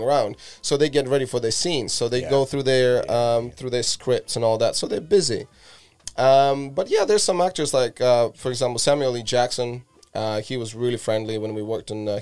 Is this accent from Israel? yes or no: no; Latvia; I grew up in Latvia, and Latvia used to be in Soviet Union as a country. So I was about 6 years old when Soviet Union collapsed